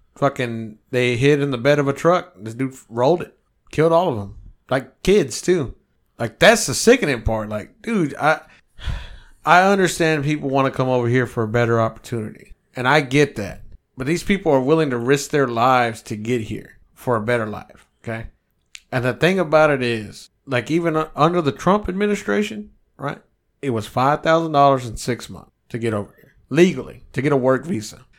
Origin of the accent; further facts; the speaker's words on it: United States; I'm American